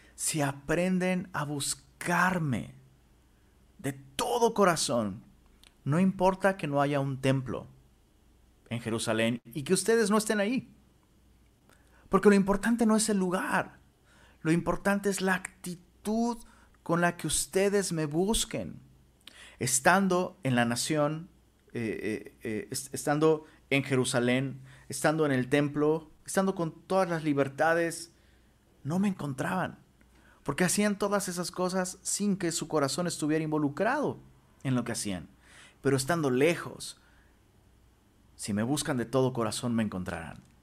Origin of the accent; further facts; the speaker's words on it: Mexico; also born or lived in Monterrey, Mexico; en nuestro idioma mexicano